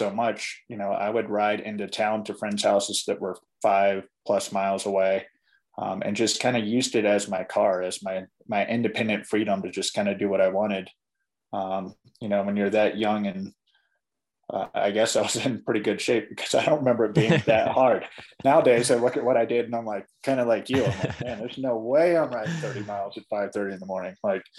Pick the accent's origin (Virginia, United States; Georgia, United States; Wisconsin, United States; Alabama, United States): Virginia, United States; Ashland; moved away as an adult; now in Colorado, United States; I grew up in Ashland.